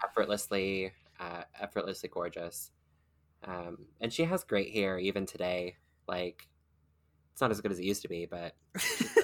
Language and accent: English; rural Kentucky, United States; I was, like, rural Kentucky